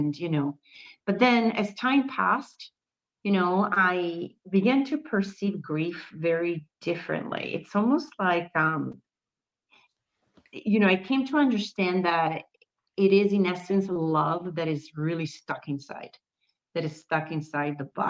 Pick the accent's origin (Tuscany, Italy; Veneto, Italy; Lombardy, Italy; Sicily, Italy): Lombardy, Italy; Milan; moved away as an adult; also born or lived in United States / Valencia; And I was born in Milan. I was born in Italy. Then I moved to the States when I was 20 years old